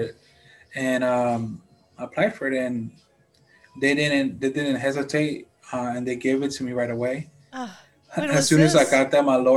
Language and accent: English; United States; also born or lived in Guanajuato, Mexico; I came to the US when I was 1 year old